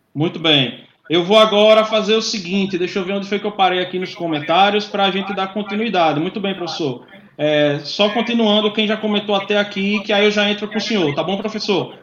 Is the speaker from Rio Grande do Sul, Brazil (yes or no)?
no; Aracaju, Sergipe, Brazil; eu sou Sergipe, sou de Aracaju